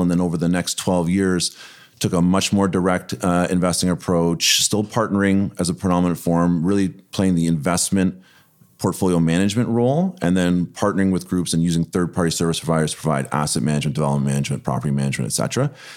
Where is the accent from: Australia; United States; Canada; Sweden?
Canada; Toronto, Ontario; born and raised in Toronto